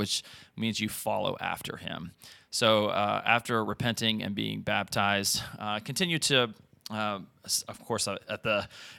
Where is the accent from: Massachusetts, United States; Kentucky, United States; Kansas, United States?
Kentucky, United States; Ashland; So I was raised in a Christian home. I grew up in Eastern Kentucky in Ashland, blessed to have two parents